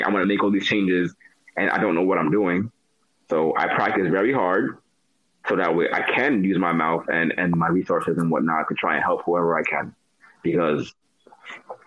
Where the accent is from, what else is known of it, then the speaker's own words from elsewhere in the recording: New York City, New York, United States; I'm from New York City